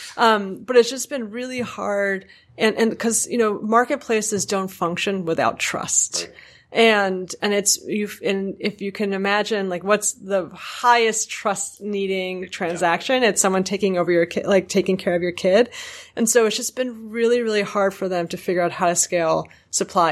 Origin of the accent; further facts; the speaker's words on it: New York, United States; me as a New Yorker